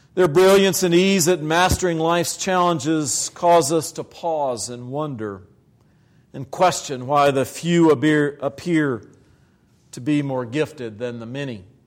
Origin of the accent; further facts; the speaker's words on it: Virginia, United States; moved away; in the black church in Virginia. in my home state